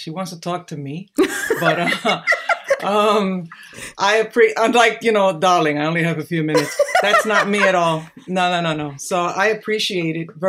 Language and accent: English; New York City, New York, United States; also born or lived in Harlem / South Bronx; In our church, where I grew up in the South, we moved from Harlem to the South Bronx